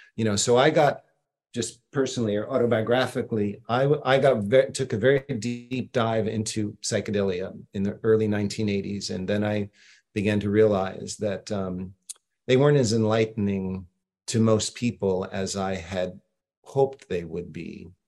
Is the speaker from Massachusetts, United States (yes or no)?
yes; Boston, Massachusetts, United States; I'm from Boston.